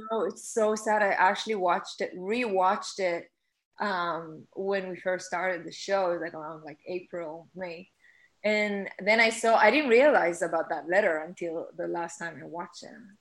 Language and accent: English; Israel; English is a second language; moved away